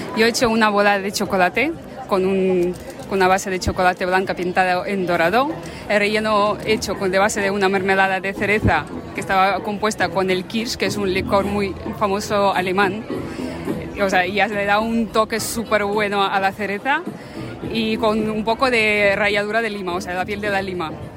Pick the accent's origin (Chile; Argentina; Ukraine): Ukraine; Spanish is a second language; moved away as an adult; now in Milagro, Spain; que soy de Ucrania, pero vivo aquí en España ya hace 13 años.